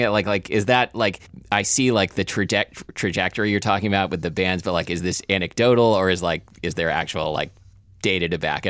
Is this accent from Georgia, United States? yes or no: yes; Atlanta, Georgia, United States; also born or lived in Iowa; I was born in Iowa and moved to Atlanta when I was a child. Every time I tell people I'm from Iowa, they go, there's black people there.